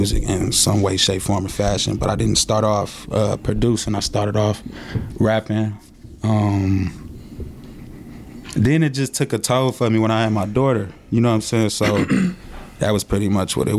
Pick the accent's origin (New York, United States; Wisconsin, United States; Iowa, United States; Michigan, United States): Wisconsin, United States; Milwaukee; Milwaukee, Wisconsin. Born and raised, nowhere else.